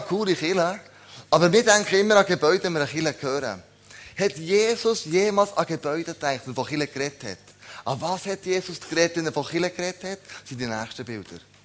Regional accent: Switzerland; wir als Schweizer

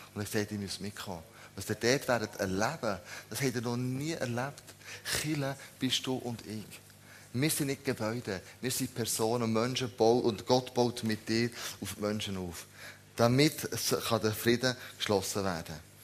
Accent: Switzerland; wir als Schweizer

